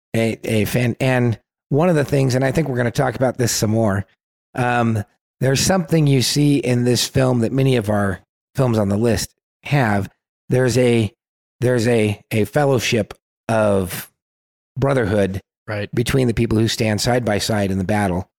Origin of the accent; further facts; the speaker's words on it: California, United States; We're from California